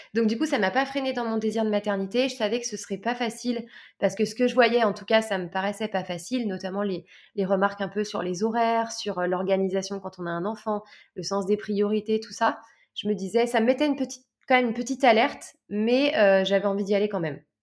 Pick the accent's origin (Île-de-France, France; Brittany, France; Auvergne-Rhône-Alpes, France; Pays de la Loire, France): Auvergne-Rhône-Alpes, France; Lyon; moved away as an adult; also born or lived in south of France; Je suis de Lyon à la base